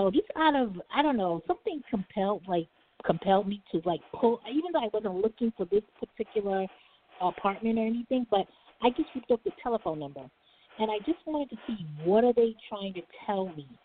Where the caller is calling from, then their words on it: New York City, New York, United States; calling from New York